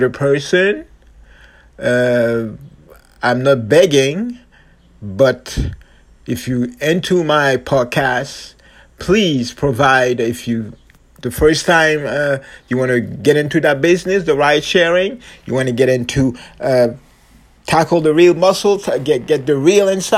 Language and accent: English; Longueuil, Quebec, Canada; I'm from the Quebec City, Montreal, especially Longueuil Beach, South Shore Posse